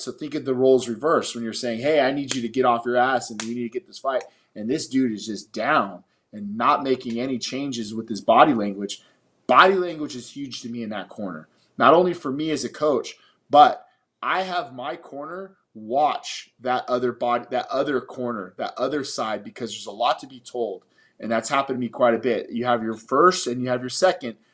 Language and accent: English; Las Vegas, Nevada, United States; I was born and raised in Las Vegas